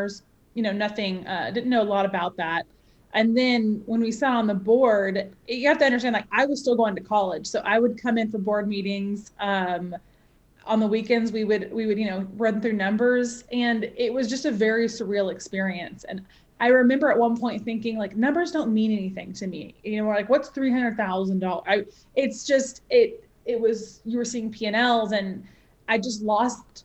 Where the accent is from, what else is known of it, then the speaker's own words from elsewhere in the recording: United States; also born or lived in Arizona / Nashville, Tennessee; now in Atlanta, United States; I grew up in the States, and I grew up between Arizona and Tennessee, Nashville, Tennessee.